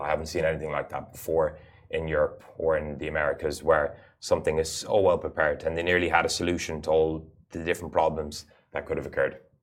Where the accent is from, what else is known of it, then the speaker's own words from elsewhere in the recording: United Arab Emirates; I actually had the fortune of being born and growing up in the Emirates